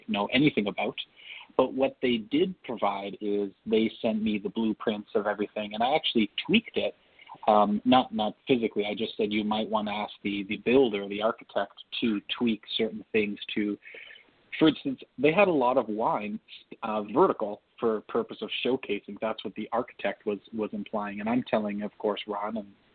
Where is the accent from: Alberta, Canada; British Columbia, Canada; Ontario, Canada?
Ontario, Canada; Toronto; I was born in Toronto